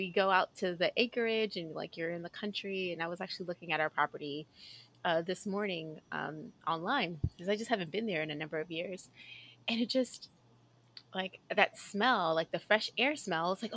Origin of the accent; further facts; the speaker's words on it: Houston, Texas, United States; I grew up in Southwest Houston